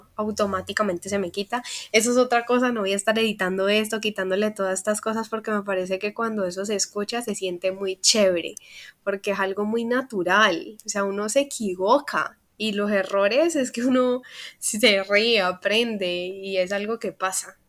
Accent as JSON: {"language": "Spanish", "town": "Cali", "region": "Valle del Cauca", "country": "Colombia", "said": "soy caleña, colombiana, a mucho orgullo"}